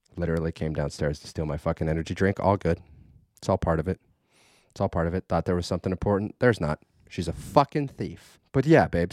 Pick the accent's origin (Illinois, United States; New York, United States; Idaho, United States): Idaho, United States; I was raised in Idaho